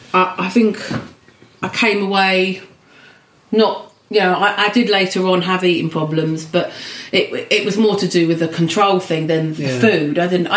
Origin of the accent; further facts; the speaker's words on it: Swanley, South East England, United Kingdom; In Kent. {S8} Yeah. {S3} Delightful Swanley. Which then we moved to a village called Longfield when I was a teenager.